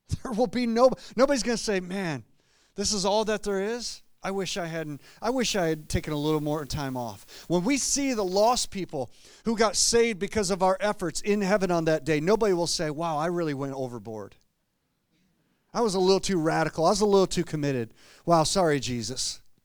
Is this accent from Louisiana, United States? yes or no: no; Clarkston, Michigan, United States; moved away as an adult; also born or lived in Grand Rapids, Michigan; I grew up in Clarkston, uh, Michigan, not too far from here, and until I moved to Grand Rapids years ago